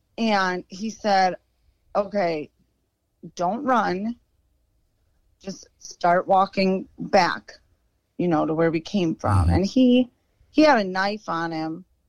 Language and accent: English; Chicago, Illinois, United States; Like I said, we're from Chicago, but yeah, so we got out of there.